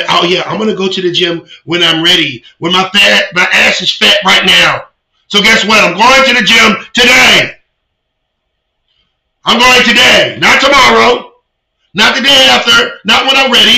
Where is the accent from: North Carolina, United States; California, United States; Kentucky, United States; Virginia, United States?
Virginia, United States; moved away; my hometown, Virginia